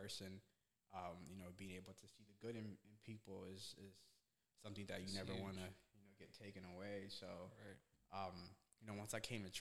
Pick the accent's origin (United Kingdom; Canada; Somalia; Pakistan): Somalia; also born or lived in Vermont, United States; now in United States; I was born in Somalia, which is East Africa